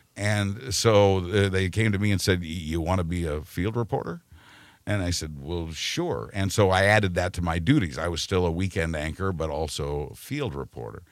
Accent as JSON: {"language": "English", "town": "Wichita", "region": "Kansas", "country": "United States", "tie": "born or raised there", "moved": "yes", "said": "I was born and raised in Wichita, Kansas"}